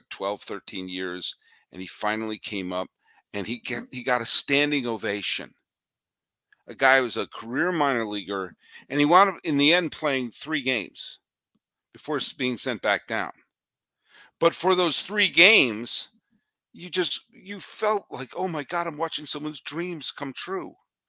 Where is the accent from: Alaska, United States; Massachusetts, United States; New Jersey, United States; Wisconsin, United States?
Massachusetts, United States; suburbs of Boston; I grew up in New England. I grew up in the suburbs of Boston.